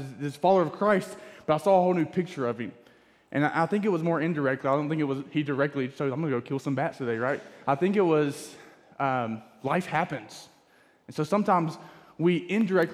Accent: Florida, United States; I grew up with Brandon in Florida. We grew up in the same small town

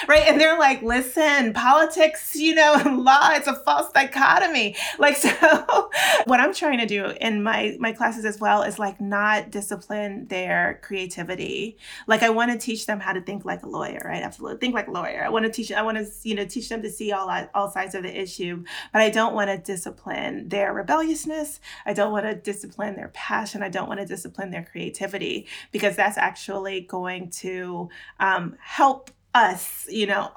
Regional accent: Florida, United States; I'm from Florida. Like I grew up in Florida

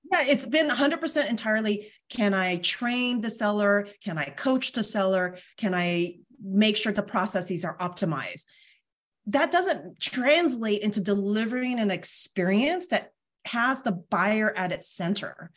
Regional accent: Bay Area, California, United States; now in Sacramento, United States; I grew up in the Bay Area

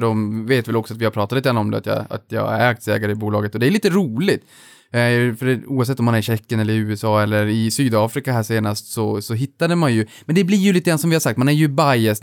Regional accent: Norrland, Sweden; som norrlänning

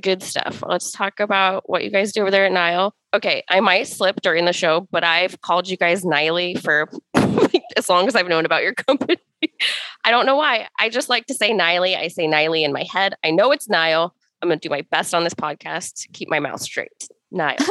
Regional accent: Colorado, United States; now in Oregon, United States; I grew up driving in Colorado and we're very aggressive

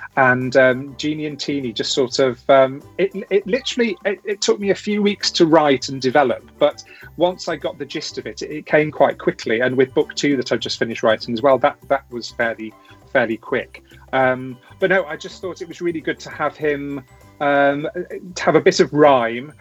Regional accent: Cheshire, North West England, United Kingdom; also born or lived in Coventry; I was born in Coventry, where a lot of my family still live, and then uh, my family moved to Cheshire, where the rest of my family still live. And yeah, went to school

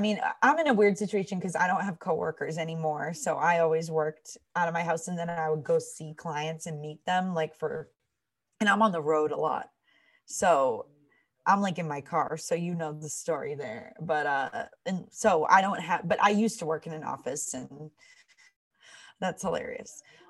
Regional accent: Massachusetts, United States; Everyone, I mean, we grew up in the North Shore.

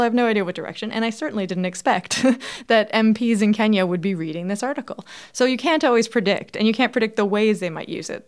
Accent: Toronto, Ontario, Canada; I grew up in Toronto, so I had friends from all over the world

